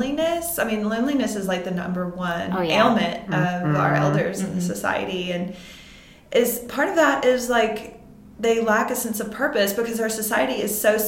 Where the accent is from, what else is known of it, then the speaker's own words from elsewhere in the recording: Vicksburg, Mississippi, United States; moved away; I'm from a smaller town in Mississippi. It's called Vicksburg, Mississippi.